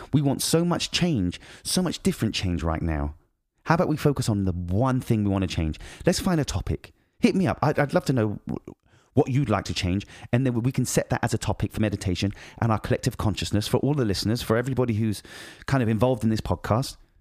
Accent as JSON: {"language": "English", "country": "United Kingdom", "moved": "yes", "said": "I'm British"}